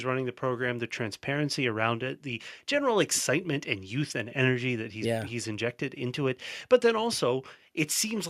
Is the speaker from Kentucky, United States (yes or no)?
yes; Louisville, Kentucky, United States; Jeff Brohm delivering in my hometown here.